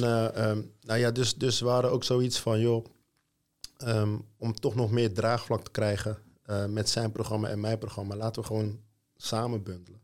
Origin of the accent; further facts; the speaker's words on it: Rotterdam, South Holland, Netherlands; ik kom uit Rotterdam